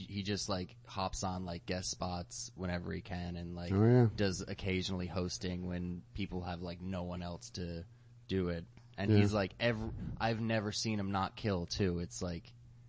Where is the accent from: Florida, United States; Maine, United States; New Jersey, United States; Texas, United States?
Maine, United States; Portland; we came from Portland, Maine.